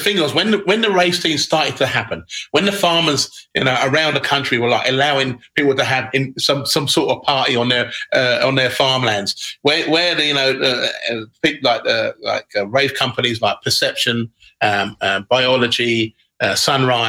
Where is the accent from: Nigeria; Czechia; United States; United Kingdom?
United Kingdom; Sutton, London; moved away as an adult; also born or lived in Brighton; I moved from South London, where I used to live, where I grew up with my family and my parents, a place called Rose Hill, in Surrey, Sutton, Surrey.